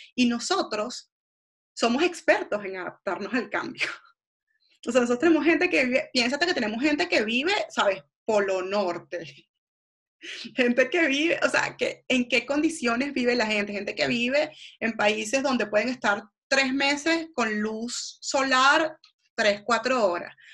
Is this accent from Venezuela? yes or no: yes; Venezuela; moved away as an adult; also born or lived in Argentina; yo soy venezolana